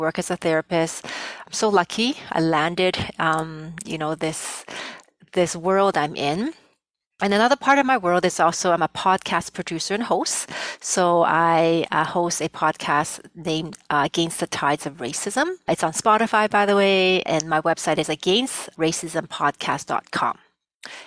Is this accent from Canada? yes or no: yes; Canada; first language Cantonese; English is a second language; also born or lived in Vietnam; my family and I came to Canada as refugees in the late 70s